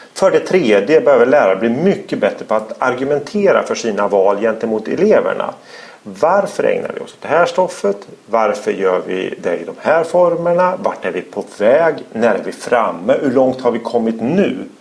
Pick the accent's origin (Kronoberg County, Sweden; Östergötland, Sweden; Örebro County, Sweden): Örebro County, Sweden; Örebro; I Örebro heter motsvarande område Vivalla. Där är jag uppvuxen